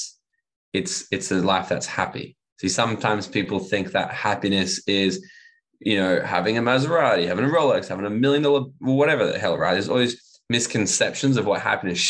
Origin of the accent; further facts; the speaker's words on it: Gold Coast, Queensland, Australia; moved away as an adult; also born or lived in Bali / Mexico / United States; I'm from the Gold Coast originally, and I'm back living on the Gold